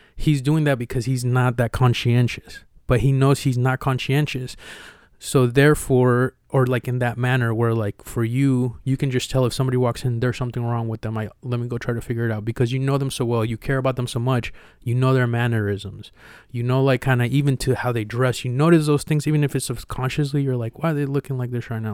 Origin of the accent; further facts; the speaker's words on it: Mexico; now in United States; when I was growing up in Mexico